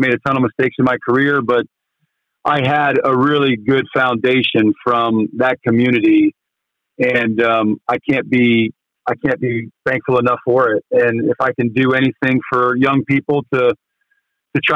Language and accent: English; St. Marys, Ohio, United States; moved away as an adult; now in South Bend, United States; when I grew up in St. Mary's